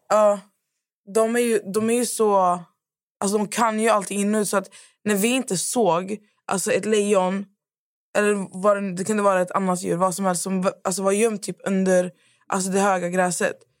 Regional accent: Skövde, Västra Götaland, Sweden; vi är från Skövde igen, vi är förslatta, det är mycket bönder.

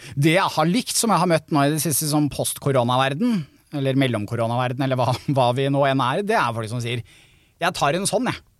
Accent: Kolbotn, Akershus, Norway; moved away as an adult; also born or lived in Trondheim; som en som er vokst opp på Kolbotn rett utafor Oslo

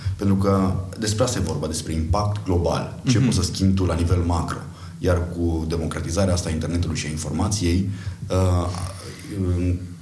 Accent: Arad, Arad County, Romania; moved away as an adult; also born or lived in Timișoara; now in Bucharest, Romania; eu sunt din Arad

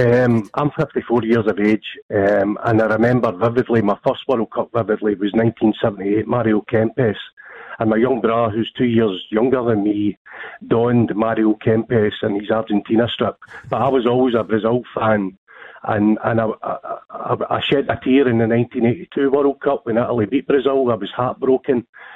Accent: Scotland, United Kingdom; I'm a Scotsman

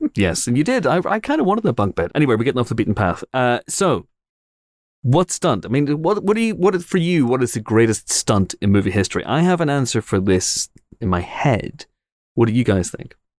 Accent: Northern Ireland, United Kingdom; I'm Northern Irish

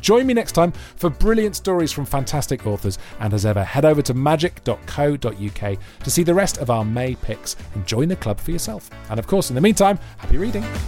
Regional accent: Wales, United Kingdom; moved away; as a Welshman

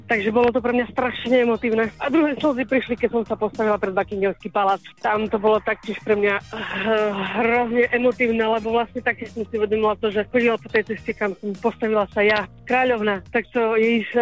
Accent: Kremnica, Banská Bystrica Region, Slovakia; Nie som síce domáci, ja som z Kremnice, ale asi sem budem chodiť častejšie.

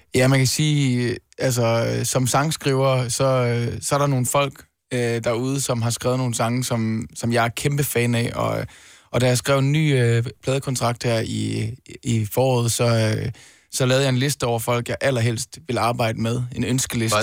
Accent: Denmark; Danmark i første omgang, fordi det er mit hjemland

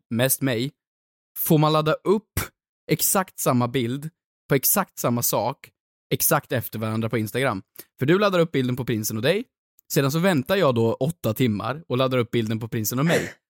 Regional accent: Värmland, Sweden; moved away; hemma i Värmland

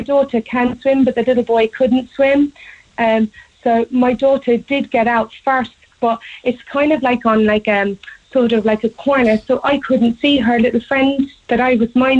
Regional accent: Watergrasshill, Munster, Ireland; I'm actually from Watergrass Hill

